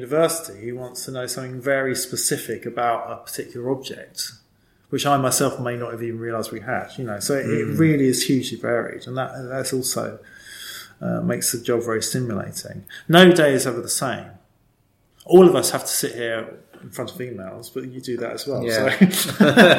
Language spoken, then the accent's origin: English; London, United Kingdom; also born or lived in New Eltham / Kent; now in East London, United Kingdom; I'm actually born in Eltham